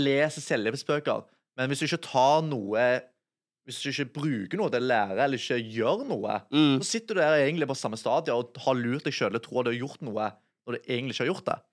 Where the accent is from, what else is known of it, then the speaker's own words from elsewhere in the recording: Sandnes, Rogaland, Norway; 25 år, jeg kommer fra Sandnes